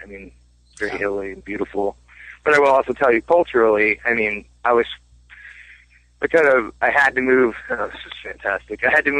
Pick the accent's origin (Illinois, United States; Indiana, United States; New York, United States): Illinois, United States; Peoria; I'm not a teenager growing up in Peoria, like trying to wrap my head around